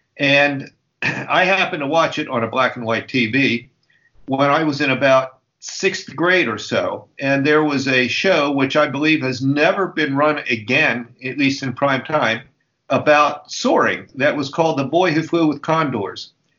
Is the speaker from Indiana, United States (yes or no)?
no; Cumberland, Maryland, United States; Cumberland, Maryland, my hometown.